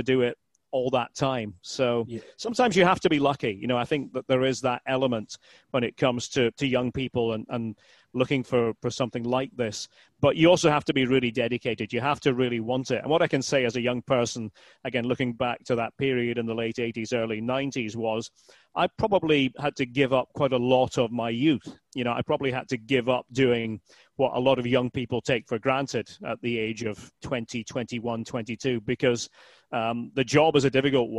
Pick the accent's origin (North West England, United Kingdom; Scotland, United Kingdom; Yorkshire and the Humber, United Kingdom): Scotland, United Kingdom; Aberdeen; moved away as an adult; now in United States; I was born in Aberdeen